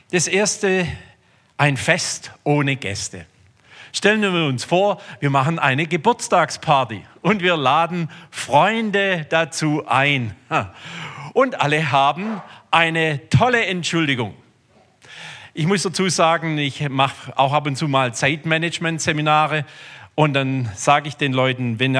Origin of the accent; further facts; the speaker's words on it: Rudersberg, Baden-Württemberg, Germany; Ich komme also aus Rudersberg. Ähm, ich bin groß geworden in einem Glaubenssystem.